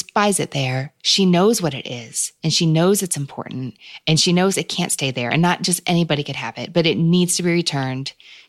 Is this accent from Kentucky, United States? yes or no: yes; Kentucky, United States; from my home state of Kentucky